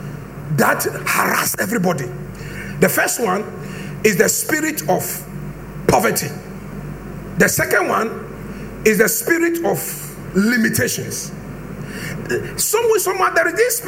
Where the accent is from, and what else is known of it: Brekusu, Eastern Region, Ghana